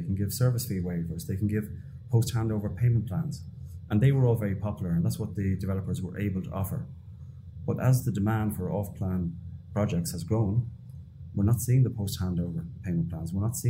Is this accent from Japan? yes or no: no; Ireland; now in Dubai, United Arab Emirates; I'm from Ireland, obviously.